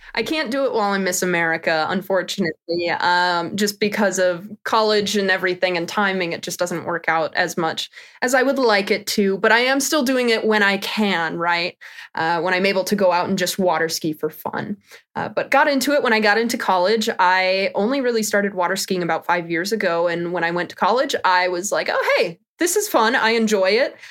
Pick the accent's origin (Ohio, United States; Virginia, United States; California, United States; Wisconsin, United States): Wisconsin, United States; I'm from Wisconsin